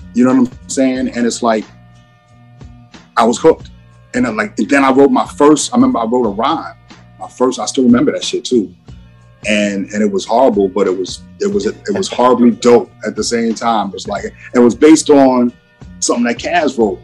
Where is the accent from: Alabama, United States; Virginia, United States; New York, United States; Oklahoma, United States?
New York, United States; Long Island; I grew up on Long Island.